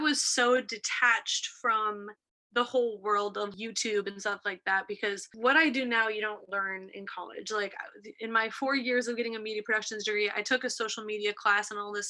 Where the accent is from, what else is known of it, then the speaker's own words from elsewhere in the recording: Buffalo, New York, United States; moved away as an adult; also born or lived in Ohio; I grew up in Buffalo, New York, East Coaster. So I went to school originally in Ohio.